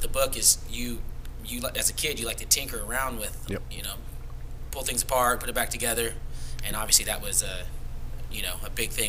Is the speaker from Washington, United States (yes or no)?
no; Chico, California, United States; I grew up in the Chapmantown area.